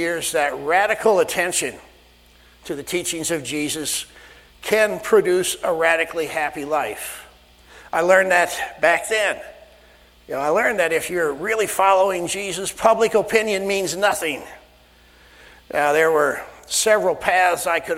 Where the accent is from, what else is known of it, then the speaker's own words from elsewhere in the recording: Sioux Center, Iowa, United States; moved away; This is where Diane and I grew up, Sioux Center, Iowa